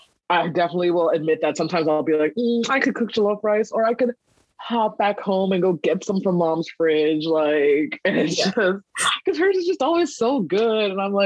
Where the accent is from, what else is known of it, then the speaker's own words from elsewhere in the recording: Laurel, Maryland, United States; also born or lived in Kumasi, Ghana / Washington, District of Columbia, United States / Silver Spring, Maryland / Columbia, Maryland; from six until adulthood, I lived in the Laurel area. I went to school in Howard County. I've just been here the majority of my life.